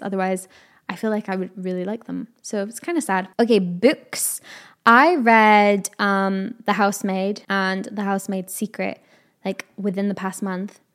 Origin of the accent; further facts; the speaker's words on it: United Kingdom; I am a Brit, so it is autumn